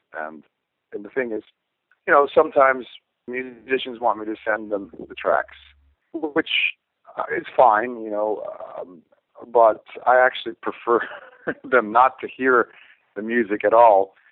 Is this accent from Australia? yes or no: no; near Stonehenge, South West England, United Kingdom; I was born near Stonehenge in, in, in England